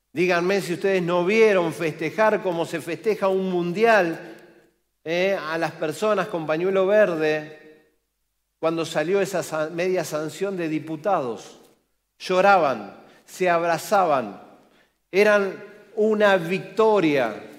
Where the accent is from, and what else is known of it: Argentina